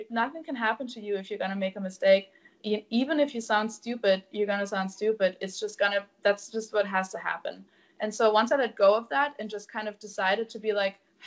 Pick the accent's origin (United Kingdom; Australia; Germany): Germany; born or raised there; English is a second language; moved away as an adult; now in United States